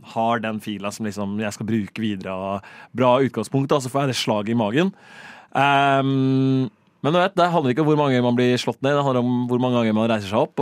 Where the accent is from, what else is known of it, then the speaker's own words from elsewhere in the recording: Rakkestad, Østfold, Norway; moved away as an adult; now in Oslo, Norway; hjemme i Rakstad ja. så bor jeg i et felt